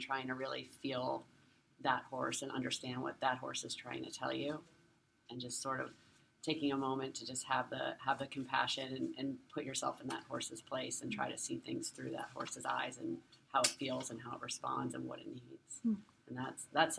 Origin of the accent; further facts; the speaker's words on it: Ohio, United States; my trainers as a kid, and including Laddie Anda Hazy and a lot of other people growing up in Ohio.